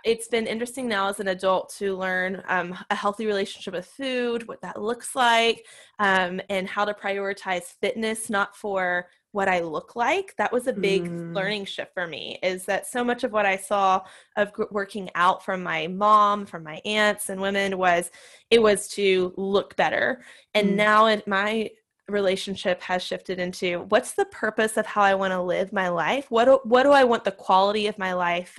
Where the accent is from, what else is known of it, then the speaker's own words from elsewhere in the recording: Nashville, Tennessee, United States; I grew up in Nashville, and I still live in Nashville, Tennessee